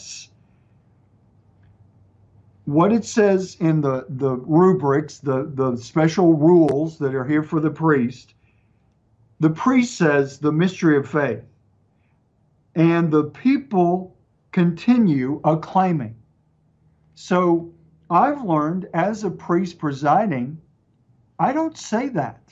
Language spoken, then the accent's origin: English; East Texas, United States; accent: East Texas, mixed; my accent, a little bit mixed with East Texas and a few other things